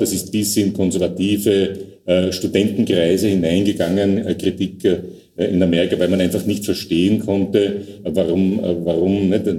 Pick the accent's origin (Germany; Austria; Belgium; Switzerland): Austria; als Österreicher